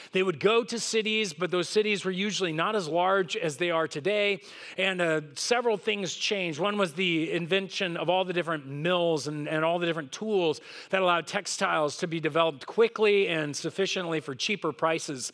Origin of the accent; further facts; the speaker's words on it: Southern California, United States; I grew up here in Southern California